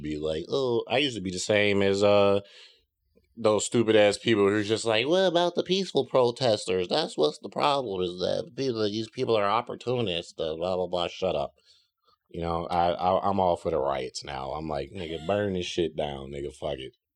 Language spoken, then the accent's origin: English; South Holland, Illinois, United States; South Holland is the, the suburb of Chicago that I grew up in.